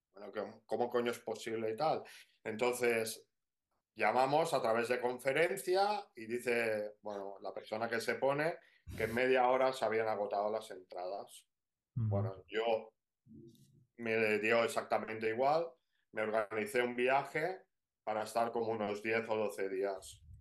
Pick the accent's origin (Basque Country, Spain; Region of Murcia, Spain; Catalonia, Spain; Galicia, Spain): Catalonia, Spain; Barcelona; nosotros somos, somos de Barcelona.